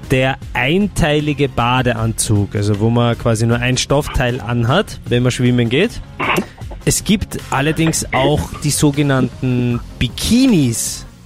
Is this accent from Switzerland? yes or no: no; Hollabrunn, Lower Austria, Austria; Ich bin aus ähm, Niederösterreich, Hollabrunner Gegend, also eigentlich direkt Hollabrunn.